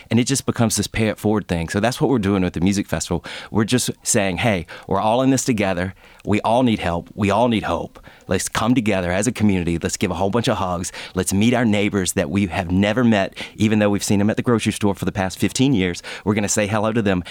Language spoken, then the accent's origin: English; LaGrange, Georgia, United States; born or raised there